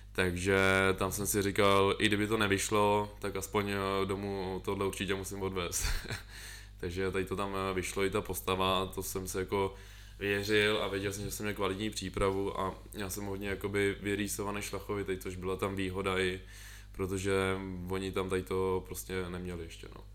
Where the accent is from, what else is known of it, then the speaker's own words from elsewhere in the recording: Most, Ústí nad Labem Region, Czechia; já pocházím z M-, Mostu